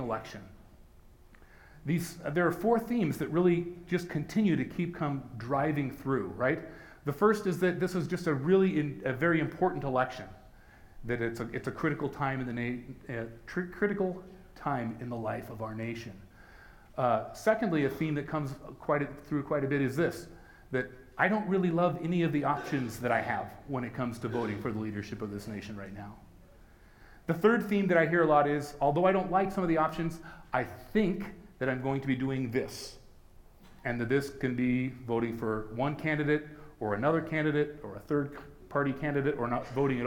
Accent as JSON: {"language": "English", "country": "United States", "said": "As Christians in America, as American Christians"}